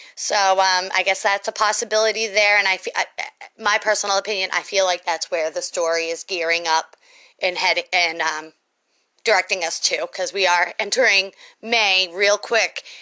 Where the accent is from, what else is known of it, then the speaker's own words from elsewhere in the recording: Boston, Massachusetts, United States; I am from the Northeast. I am a Boston girl